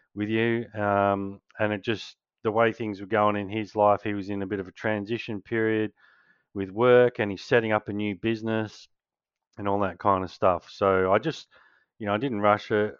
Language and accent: English; Australia; being a Kiwi, obviously, um, Australian